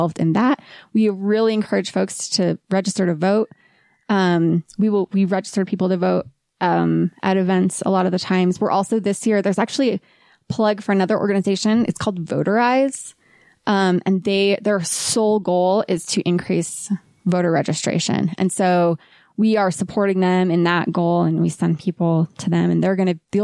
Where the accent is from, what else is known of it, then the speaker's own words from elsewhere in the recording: Ohio, United States; moved away as an adult; now in Utah, United States; I grew up in Ohio in the trees and the woods